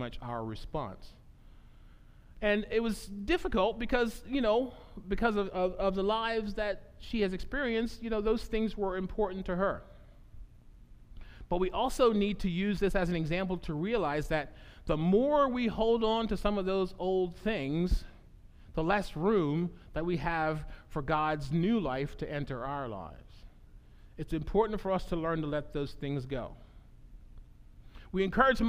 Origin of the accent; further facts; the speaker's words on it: United States; the house that I grew up